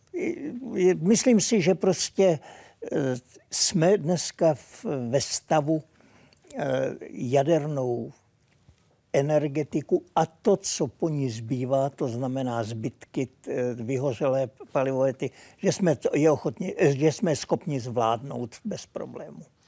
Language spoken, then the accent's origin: Czech; Czechia; moved away as an adult; also born or lived in Prague; now in Sweden